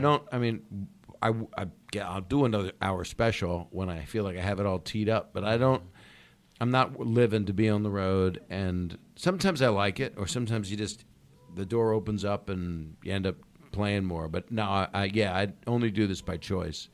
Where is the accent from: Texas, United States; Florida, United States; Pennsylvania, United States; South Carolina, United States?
Pennsylvania, United States; Philadelphia; moved away; I grew up a little bit there